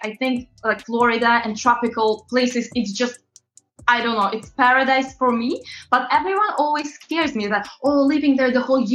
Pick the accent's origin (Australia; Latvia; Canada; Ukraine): Latvia; moved away as an adult; also born or lived in London, United Kingdom; now in New York, United States; I'm originally from Eastern Europe, very, very small country called Latvia